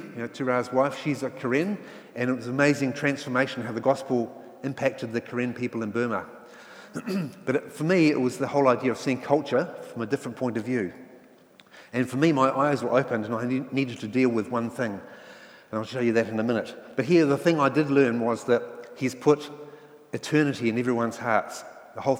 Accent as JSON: {"language": "English", "region": "Nelson", "country": "New Zealand", "tie": "born or raised there", "also_born_or_lived": "England", "said": "I was brought up in Nelson, which again back in the 60s and 70s was very much a middle class, white Pākehā sort of area"}